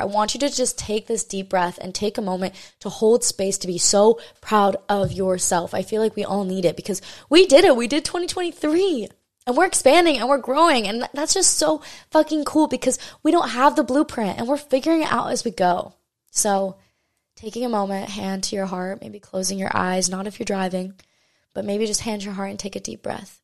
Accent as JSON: {"language": "English", "area": "Maui", "region": "Hawaii", "country": "United States", "tie": "born or raised there", "said": "this is my hometown, you know, this is where I'm born and raised, o, on the island of Maui in Hawaii."}